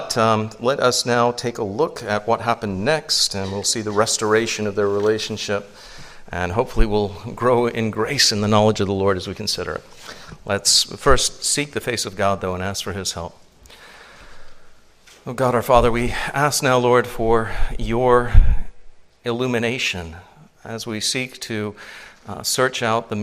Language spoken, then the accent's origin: English; Louisiana, United States; Are you from a foreign country? You sound like you're from a foreign country. I'm from Louisiana. That must be it. You sound French.